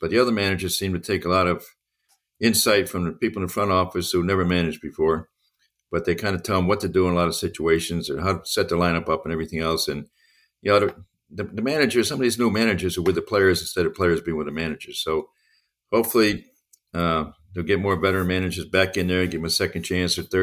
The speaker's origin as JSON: {"language": "English", "region": "Connecticut", "country": "United States", "said": "That's where I came from, too"}